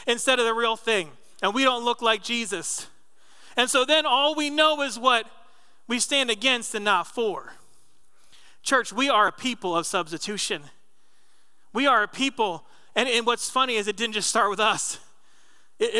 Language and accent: English; New Jersey, United States; moved away; When I was a kid growing up in Jersey